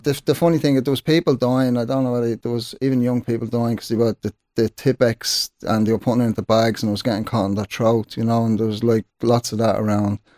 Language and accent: English; Dublin, Leinster, Ireland; growing up in Sheriff Street